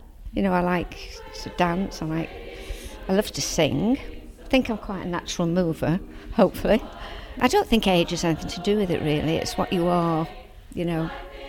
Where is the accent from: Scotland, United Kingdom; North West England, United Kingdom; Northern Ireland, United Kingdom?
North West England, United Kingdom; Blackpool; moved away; I was originally from Blackpool, and I was in the Blackpool Tower Ballet there.